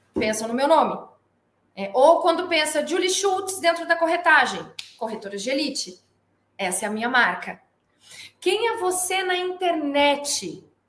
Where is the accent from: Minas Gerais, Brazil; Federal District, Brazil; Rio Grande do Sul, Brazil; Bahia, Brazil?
Rio Grande do Sul, Brazil; Porto Alegre; moved away as an adult; also born or lived in Bagé / São Paulo; Eu sou natural de Bagé, Rio Grande do Sul. Sou criada em Porto Alegre, só nasci em Bagé, toda a minha criação foi em Porto Alegre.